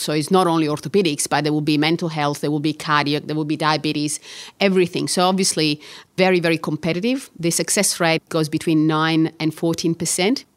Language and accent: English; Catania, Sicily, Italy; English is a second language; moved away as an adult; also born or lived in Bologna, Italy; now in Melbourne, Australia; I was born in Catania and I studied medicine in Catania